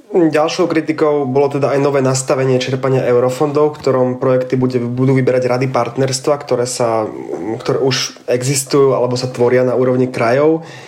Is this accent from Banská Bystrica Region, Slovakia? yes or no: yes; Banská Bystrica, Banská Bystrica Region, Slovakia; ja som z Banskej Bystrice